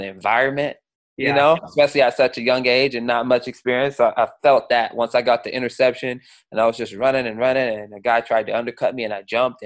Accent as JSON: {"language": "English", "town": "Seattle", "region": "Washington", "country": "United States", "tie": "born or raised there", "said": "I grew up in Seattle."}